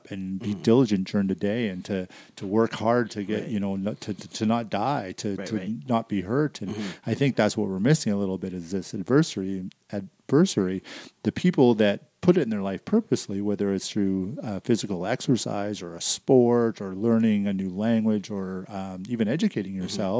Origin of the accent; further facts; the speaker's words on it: Surrey, British Columbia, Canada; I grew up in Surrey, BC